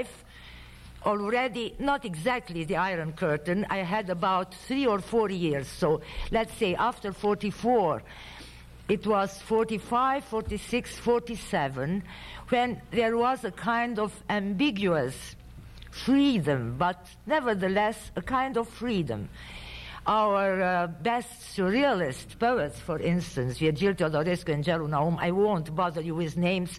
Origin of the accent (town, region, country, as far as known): Romania; born or raised there; English is a second language; moved away